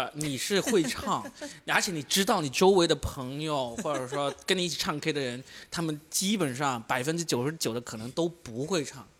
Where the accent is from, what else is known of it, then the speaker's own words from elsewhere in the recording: Guangdong, China; 就真的就是因为我是广东人，我就有这个优势。